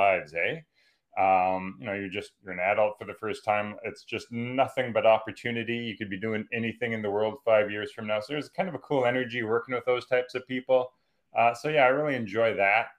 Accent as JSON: {"language": "English", "town": "Calgary", "region": "Alberta", "country": "Canada", "tie": "born or raised there", "said": "I grew up in Calgary, Alberta"}